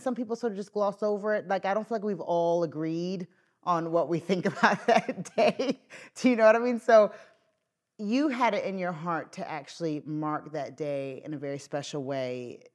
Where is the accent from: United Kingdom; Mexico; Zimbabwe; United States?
United Kingdom; Northern Irish, Northern Ireland; moved away; a Northern Irish dad of young children